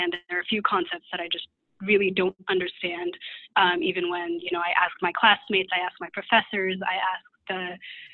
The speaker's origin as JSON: {"language": "English", "town": "Redmond", "region": "Washington", "country": "United States", "tie": "born or raised there", "moved": "as an adult", "lives_now": "Terre Haute, United States", "said": "I'm originally from the Seattle area in Washington, grew up in Redmond, so right near Microsoft"}